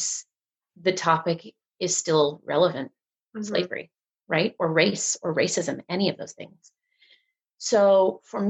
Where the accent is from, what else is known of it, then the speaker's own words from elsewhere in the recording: Northern Virginia, United States; I grew up in Virginia. I grew up in Northern Virginia.